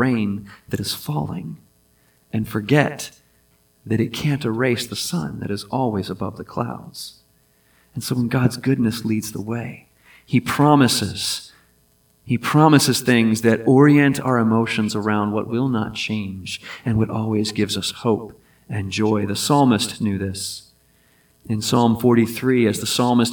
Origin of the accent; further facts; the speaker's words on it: Hampton Roads, Virginia, United States; also born or lived in Pittsburgh, Pennsylvania; I was born in Pittsburgh, but I grew up on the peninsula, Hampton Roads area of Virginia.